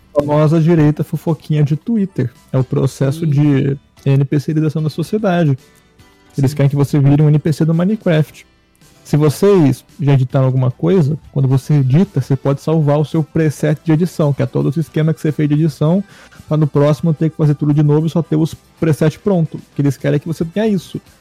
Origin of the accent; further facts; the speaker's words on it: São Paulo, Brazil; eu sou do estado de São Paulo